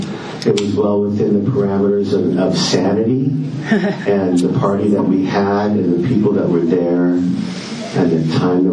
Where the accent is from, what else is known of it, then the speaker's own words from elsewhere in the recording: Kingston, Ontario, Canada; I'm from Kingston.